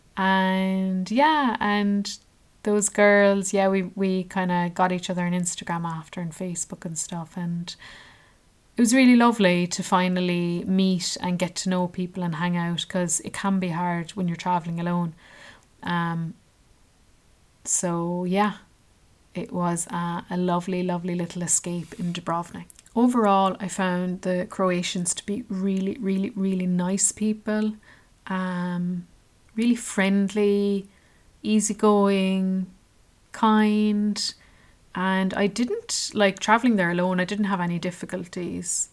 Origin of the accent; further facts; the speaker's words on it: Ireland; I was from Ireland